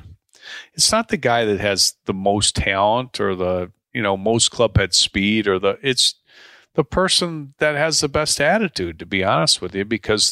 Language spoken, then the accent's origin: English; Deerfield, Illinois, United States; Rick and I grew up together in Deerfield, Illinois. Went to high school together, played high school golf together, played college golf together.